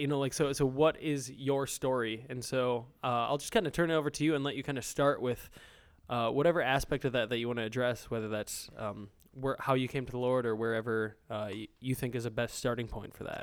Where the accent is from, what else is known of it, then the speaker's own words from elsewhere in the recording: Minnesota, United States; moved away; We're actually, uh, up in Minnesota right now. Uh, so back in my home state